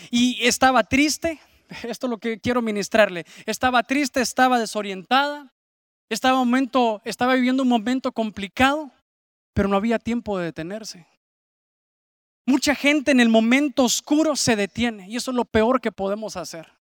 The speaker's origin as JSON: {"language": "Spanish", "town": "San Pedro Sula", "region": "Cortés", "country": "Honduras", "said": "aquí en, en nuestra ciudad, en San Pedro Sula"}